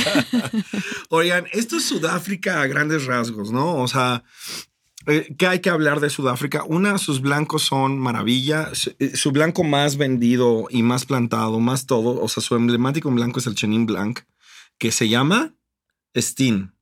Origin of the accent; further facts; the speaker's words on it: Acapulco, Guerrero, Mexico; yo crecí en Acapulco